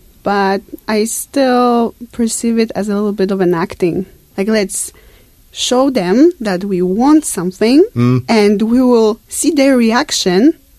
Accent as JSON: {"language": "English", "country": "Poland", "moved": "yes", "said": "I'm from Poland, as you mentioned. I'm from Poland, and Poland has communistic past."}